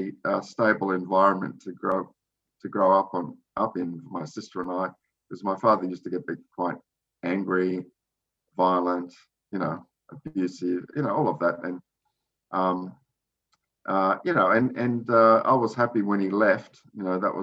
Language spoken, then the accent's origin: English; Sydney, New South Wales, Australia; when she arrived in Sydney, I was born